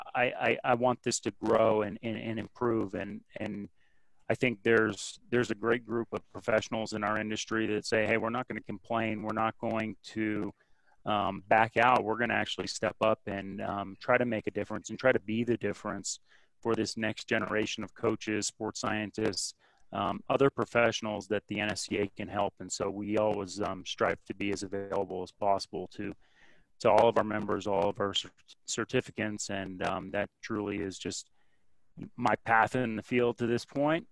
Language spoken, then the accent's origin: English; Burlington, Vermont, United States; I grew up in Burlington, Vermont